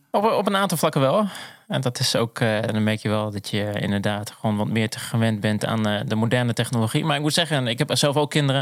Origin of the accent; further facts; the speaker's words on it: Zwolle, Overijssel, Netherlands; also born or lived in The Hague; now in Purmerend, Netherlands; Ik ben echt een Zwollenaar. Wij zeggen ook wel een blauwvinger. Ben ik geboren en getogen.